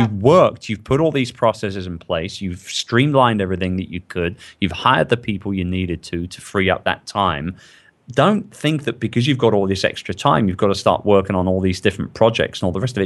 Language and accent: English; London, United Kingdom; I'm from London